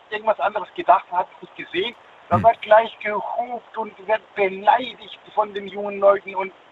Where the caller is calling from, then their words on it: Karlsruhe, Baden-Württemberg, Germany; Ich komme aus dem Land Karlsruhe, Baden-Württemberg.